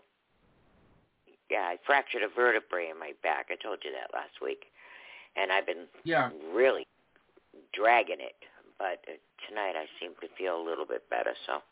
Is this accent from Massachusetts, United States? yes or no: yes; Boston, Massachusetts, United States; now in Florida, United States; I'm originally from Boston. I live in Florida now. I've been here for a while. But my roots are in Boston.